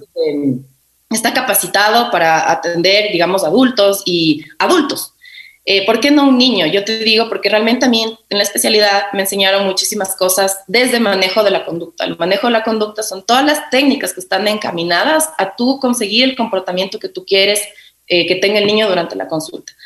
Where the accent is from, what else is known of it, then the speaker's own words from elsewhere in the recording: Quito, Pichincha, Ecuador; yo soy de aquí de Quito